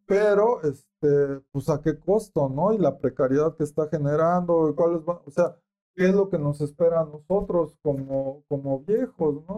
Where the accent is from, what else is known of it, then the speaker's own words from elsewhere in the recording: Michoacán, Mexico; Yo que soy de Michoacán, aguacatero.